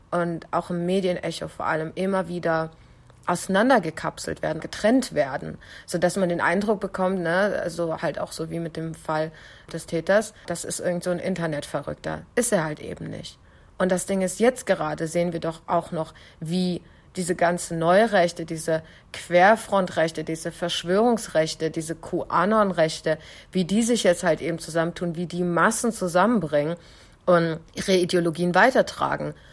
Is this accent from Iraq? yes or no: yes; Kurdistan Region, Iraq; Ich habe tatsächlich sogar viele Anrufe aus meiner Heimat, also hier aus ähm, Südkurdistan bekommen.